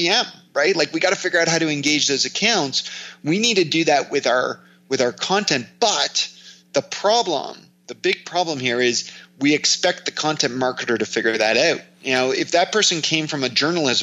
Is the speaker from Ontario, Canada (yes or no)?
yes; Toronto, Ontario, Canada; I'm from Toronto